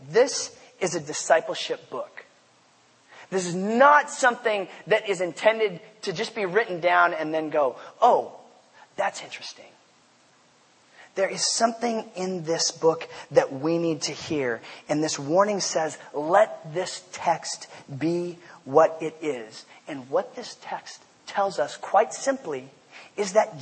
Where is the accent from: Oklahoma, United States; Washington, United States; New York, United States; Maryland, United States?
Washington, United States; Port Angeles; I grew up in Port Angeles, Washington